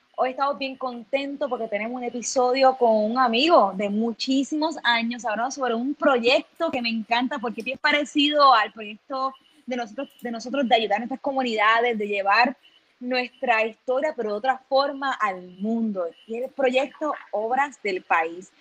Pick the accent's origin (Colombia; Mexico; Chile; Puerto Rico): Puerto Rico; Ponce; moved away as an adult; nosotros todos nos criamos en Ponce, estudiamos en Ponce y nos fuimos de Puerto Rico, en mi caso, 10 años